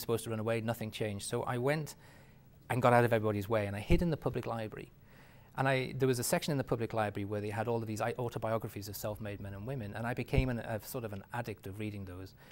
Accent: England, United Kingdom; moved away; my ethnicity, believe it or not, being English

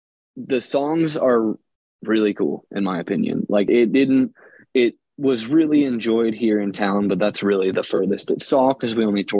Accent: Philadelphia, Pennsylvania, United States; also born or lived in New Jersey; now in Austin, United States; Philly. I'm from Philadelphia.

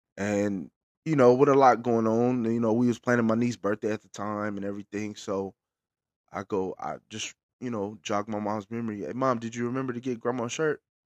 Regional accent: Bakersfield, California, United States; I'm based out of Bakersfield, California, our hometown

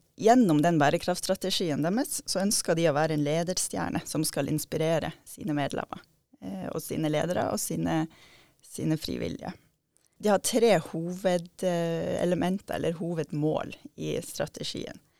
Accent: Steigen, Nordland, Norway; Jeg kommer fra Steigen, der jeg er oppvokst med, med naturen i hagen og i bakgården

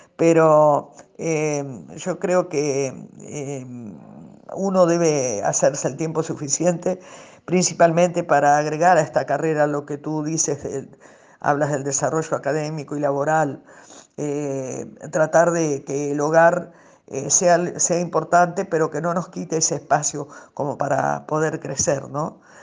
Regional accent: Argentina; moved away; única representante de, de Argentina y por ese amor propio que uno tiene, decir, bueno, no quiero dejar mal parado a mi país

